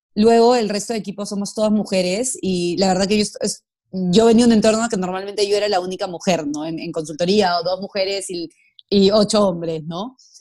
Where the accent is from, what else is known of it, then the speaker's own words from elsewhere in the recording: Peru; yo soy peruana